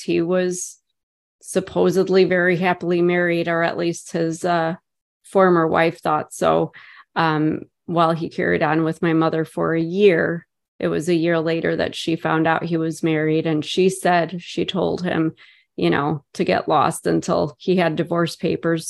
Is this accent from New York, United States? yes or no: no; Chicago, Illinois, United States; moved away as an adult; now in about ninety miles southwest of Chicago, United States; born and raised in Chicago.